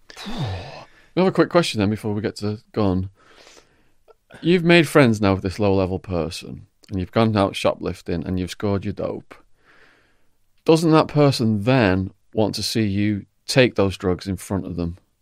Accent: England, United Kingdom

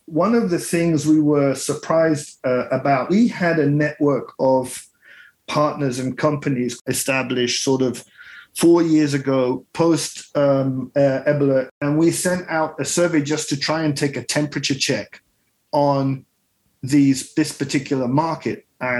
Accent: Kenya; I started off in Kenya. I grew up in Kenya. My father is Italian. My mother is a Brit.

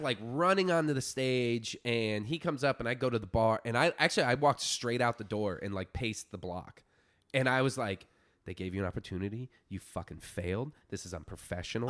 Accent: Florida Keys, United States; moved away; I grew up in the Florida Keys

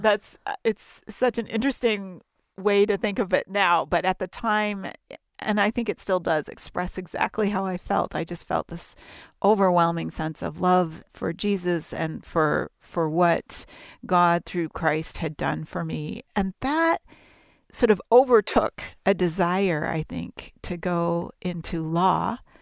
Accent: Toronto, Ontario, Canada; I'm Canadian, my family grew up in and around Toronto

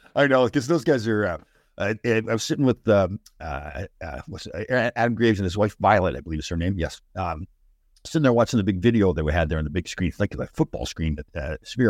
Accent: Canada; I'm from Canada

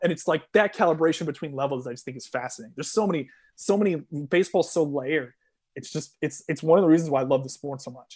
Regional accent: Connecticut, United States; growing up in Connecticut, saw a bunch of double A baseball.

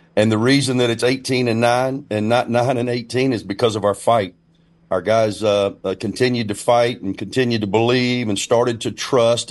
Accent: Winston County, Alabama, United States; Winston County either, where I'm from

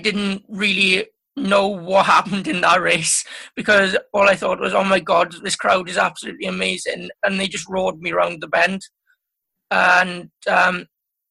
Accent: Wales, United Kingdom; being Welsh is the main priority

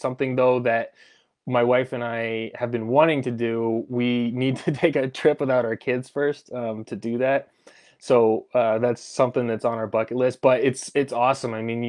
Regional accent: Colorado, United States; I grew up actually in Southern Colorado, and it just had the best Mexican food ever.

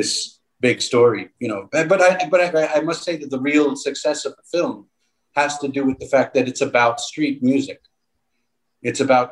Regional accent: Long Island, New York, United States; I grew up, I grew up in New York, in Long Island

